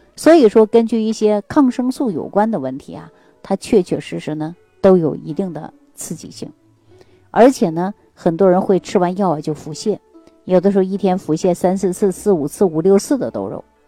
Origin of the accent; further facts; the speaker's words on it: Northeast China, China; 咱们中国人啊，特别是我们东北人